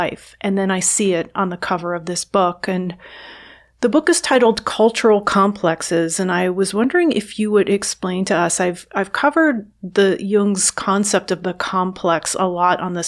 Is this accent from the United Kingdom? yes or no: no; New York City, New York, United States; also born or lived in Northern New Jersey; I was born in New York City, and I grew up there, and then in Northern New Jersey